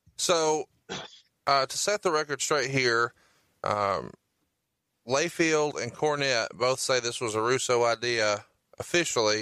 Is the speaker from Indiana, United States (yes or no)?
no; Huntsville, Alabama, United States; I'm from Huntsville, Alabama